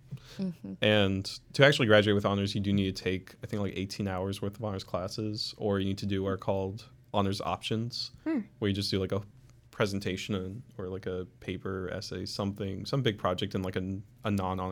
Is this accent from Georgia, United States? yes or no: yes; Atlanta, Georgia, United States; moved away as an adult; now in Milledgeville, United States; I'm just from Atlanta.